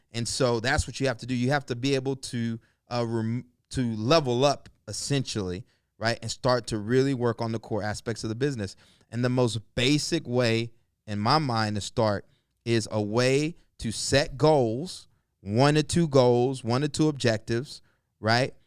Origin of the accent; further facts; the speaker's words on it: the South, United States; I grew up in the South, um, single parent home, uh, raised by my mom and, you know, my aunt